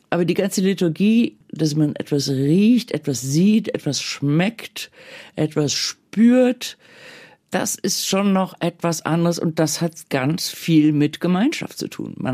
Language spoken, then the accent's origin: German; Bonn, North Rhine-Westphalia, Germany; Ich bin in Bonn groß geworden, im Rheinland. Das ist fröhlich katholisch.